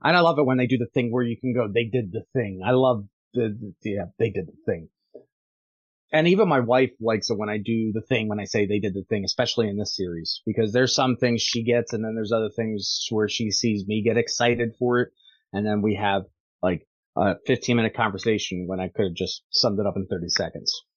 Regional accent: Scotland, United Kingdom; I'm Scottish

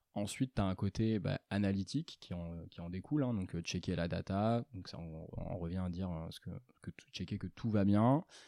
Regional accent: Angoulême, Nouvelle-Aquitaine, France; je suis originaire d'Angoulême, d'abord. J'ai commencé là-bas avec un bac ES

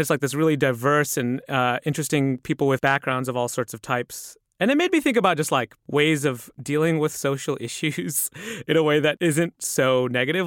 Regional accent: United States; I grew up in a, in a way where I had to figure out what Muslim meant for me in America

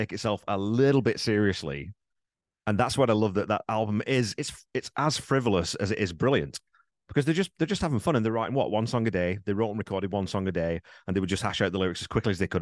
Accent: United Kingdom; I'm British.

